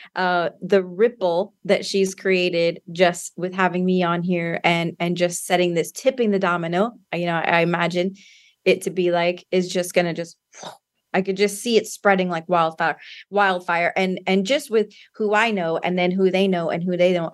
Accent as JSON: {"language": "English", "town": "San Antonio", "region": "Texas", "country": "United States", "tie": "born or raised there", "also_born_or_lived": "Austin, Texas", "said": "I am from Texas, like you said, San Antonio, Texas, and born and raised here."}